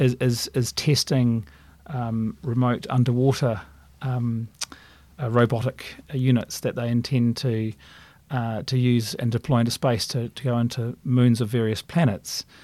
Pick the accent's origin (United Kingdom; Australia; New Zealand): New Zealand; Christchurch, Canterbury; moved away as an adult; as a kid growing up in Christchurch